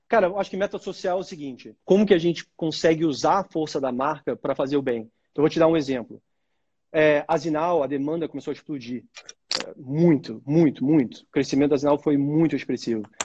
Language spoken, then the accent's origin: Portuguese; Brazil; a gente é brasileiro com orgulho